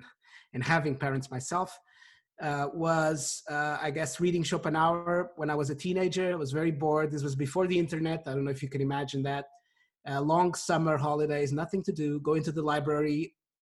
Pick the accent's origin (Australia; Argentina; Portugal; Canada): Portugal; also born or lived in United Kingdom; now in London, United Kingdom; I grew up in Portugal. I've lived in the UK for the past 13 years